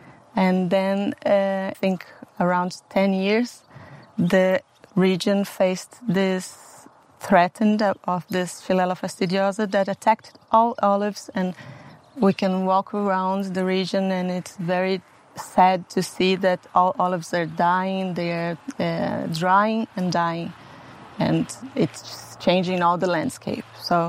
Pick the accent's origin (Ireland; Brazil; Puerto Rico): Brazil; English is a second language; moved away as an adult; also born or lived in Portugal / Spain; now in Italy; Well, Felipe and I, since we moved from Brazil, we lived in Portugal and then in Spain, and now we are here.